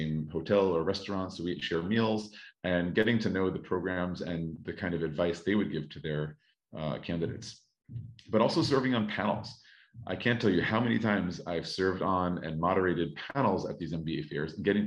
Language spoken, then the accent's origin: English; United States; moved away as an adult; now in Paris, France; I am American and have worked in education in the States for 8-9 years